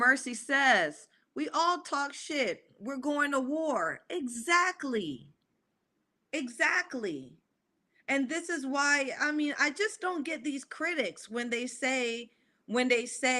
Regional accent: the South, United States; I'm a Southern gal, too. I grew up in the South

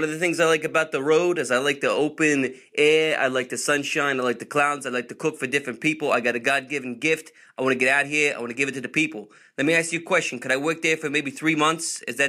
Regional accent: New York, United States; Because, I'm from New York, and, like, we like to protect, our privacy and stuff like that.

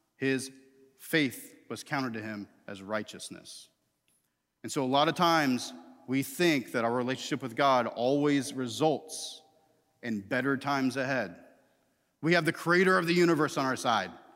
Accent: Tallahassee, Florida, United States; I grew up in Tallahassee, Florida

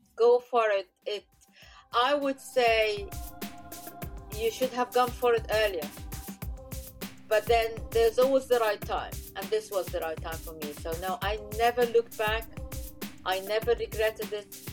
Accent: Egypt; I come from Egypt

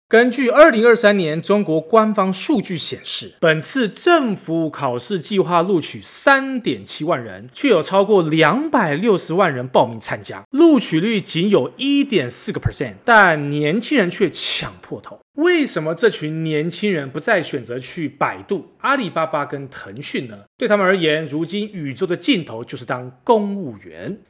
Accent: Taiwan; 身为台湾人的我们

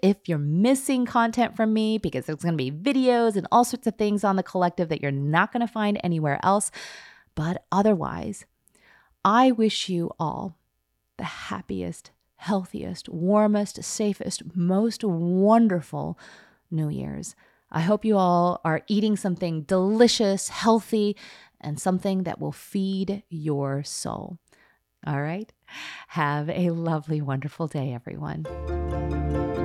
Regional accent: Skokie, Illinois, United States; growing up in Skokie, Illinois

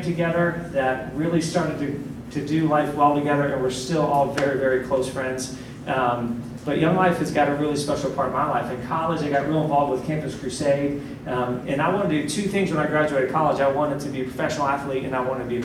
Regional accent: Columbus, Ohio, United States; now in Charlotte, United States; I grew up in Columbus

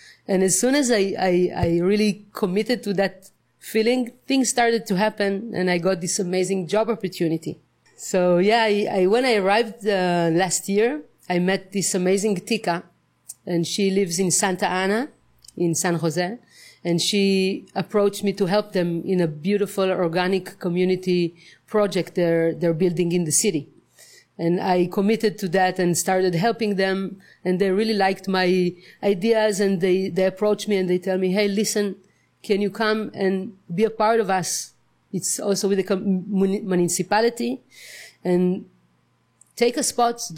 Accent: Israel; moved away as an adult; now in Nosara, Costa Rica; I come from Israel. And I moved to Nusara just recently in the beginning of February

